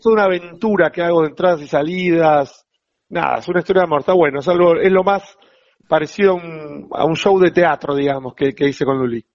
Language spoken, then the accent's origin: Spanish; Buenos Aires, Argentina; yo soy del barrio de Flores. Sí. Toda mi vida